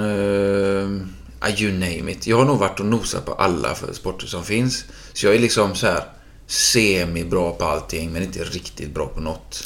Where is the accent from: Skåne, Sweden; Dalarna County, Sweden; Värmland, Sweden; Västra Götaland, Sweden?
Västra Götaland, Sweden; Gothenburg; min uppväxt på, eh, i Frölunda på Rubingatan